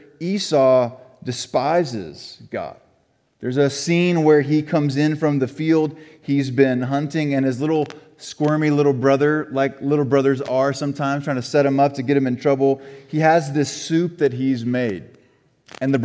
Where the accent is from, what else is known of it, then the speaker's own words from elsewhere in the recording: Florida, United States; Growing up in Florida